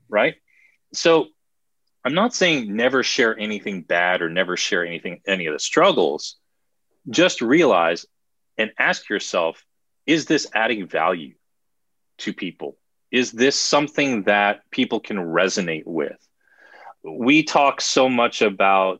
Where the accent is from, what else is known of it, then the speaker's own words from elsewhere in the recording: New Jersey, United States; I'm from Jersey